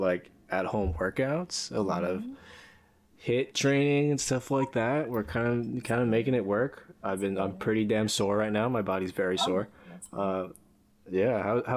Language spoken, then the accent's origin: English; New York, United States; moved away; back home in New York